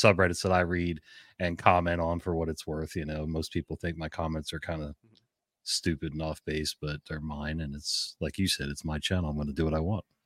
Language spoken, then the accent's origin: English; New Jersey, United States; moved away as an adult; now in Maryland, United States; I'm from Jersey originally, so I've been in Maryland twenty-two years